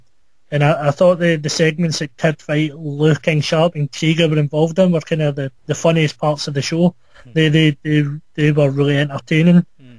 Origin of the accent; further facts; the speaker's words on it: Greenock, Scotland, United Kingdom; my hometown of Greenock.